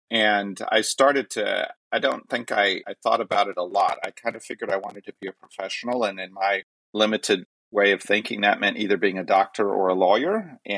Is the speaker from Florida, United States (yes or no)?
yes; Pensacola, Florida, United States; born there; I was born in January 30th, 1970, in Pensacola, Florida.